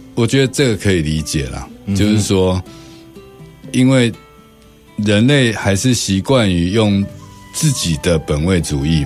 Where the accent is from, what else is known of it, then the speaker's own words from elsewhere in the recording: Taiwan; 我们台湾人自己